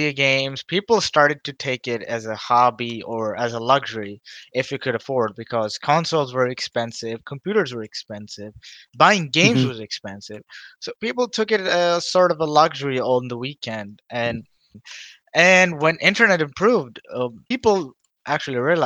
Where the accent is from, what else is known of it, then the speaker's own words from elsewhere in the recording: Dubai, United Arab Emirates; I grew up in Dubai all my life